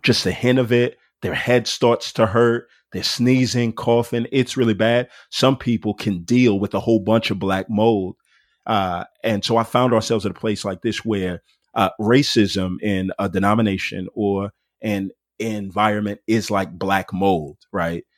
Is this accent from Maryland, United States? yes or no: no; Houston, Texas, United States; moved away as an adult; also born or lived in Denton, Texas; now in Atlanta, United States; I grew up in Houston, Texas, and it was just a diverse place to grow up